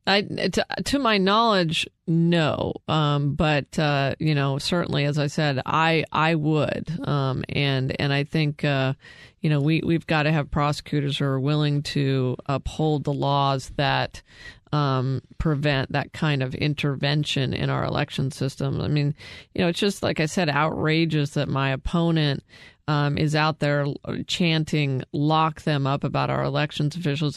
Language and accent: English; Prescott, Arizona, United States; my hometown of Prescott